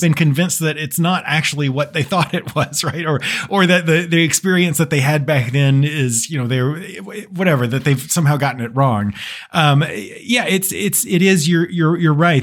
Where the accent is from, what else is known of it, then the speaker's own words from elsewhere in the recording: United States; as an American